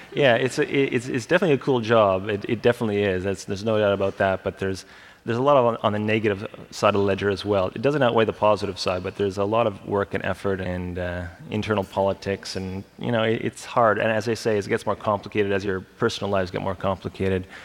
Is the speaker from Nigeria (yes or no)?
no; Canada; we're Canadian